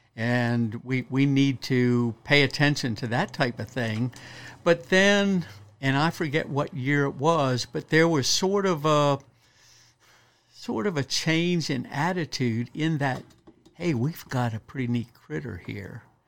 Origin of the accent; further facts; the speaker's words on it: Western Maryland, United States; moved away as an adult; also born or lived in Kentucky; now in Eastern Shore, Maryland, United States; born and raised up in Western Maryland